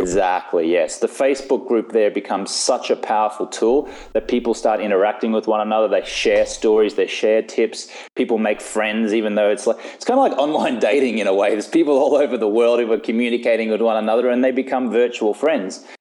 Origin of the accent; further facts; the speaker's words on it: Australia; moved away as an adult; now in Los Angeles, United States; I live in Los Angeles, California. So, although I am Australian, I've been living in the States now for about 11 or 12 years.